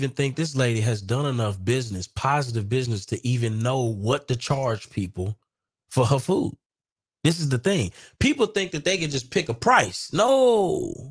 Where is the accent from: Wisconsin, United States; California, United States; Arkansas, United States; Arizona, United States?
Wisconsin, United States; Milwaukee; now in Dallas, United States; We are just from Milwaukee and here in Dallas.